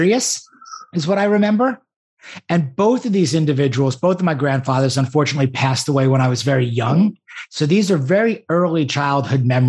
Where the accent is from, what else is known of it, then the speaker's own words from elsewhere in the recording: Great Neck, New York, United States; I grew up on the North Shore of Long Island in a town called Great Neck